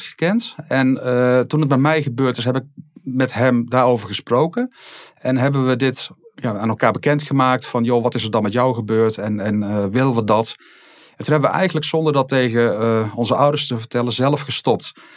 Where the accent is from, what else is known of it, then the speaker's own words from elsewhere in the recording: Rijen, North Brabant, Netherlands; also born or lived in Alkmaar; in Alkmaar ben ik opgegroeid en we zijn op een gegeven moment toen ik een jaar of vijf was verhuisd naar het Brabantse Rijen